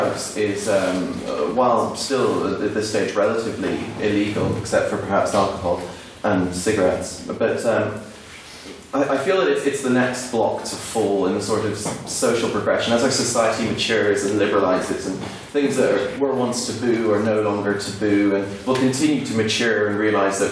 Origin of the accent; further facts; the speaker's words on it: Ireland; moved away as an adult; now in Belfast, United Kingdom; I come from the Republic of Ireland